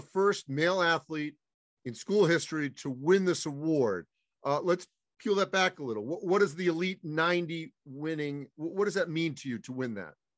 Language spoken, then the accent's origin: English; East Coast, United States; moved away; also born or lived in the American West (Utah); I grew up on the East Coast, lived out west for many years